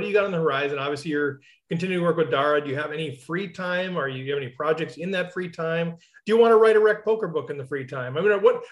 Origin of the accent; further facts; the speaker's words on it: United States; as an American